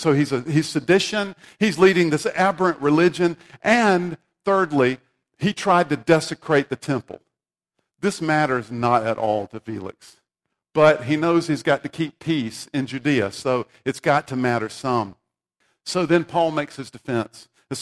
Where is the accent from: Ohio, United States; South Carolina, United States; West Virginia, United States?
South Carolina, United States; I grew up in South Carolina